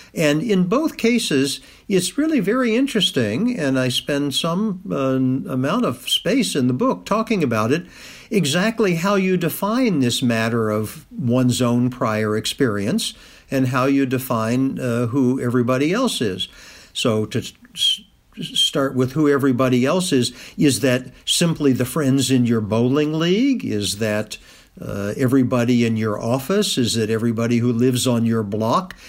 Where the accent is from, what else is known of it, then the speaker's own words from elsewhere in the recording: Kentucky, United States; moved away as an adult; also born or lived in Massachusetts; I lived in Kentucky up until the age of eighteen when I went off to Harvard as an undergraduate